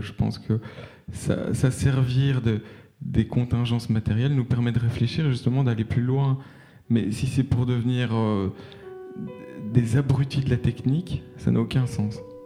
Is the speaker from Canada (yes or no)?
no; Brussels, Brussels-Capital Region, Belgium; je suis bruxellois